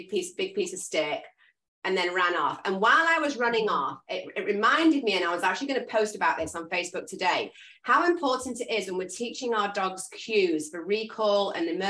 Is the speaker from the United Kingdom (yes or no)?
yes; England, United Kingdom; I'm English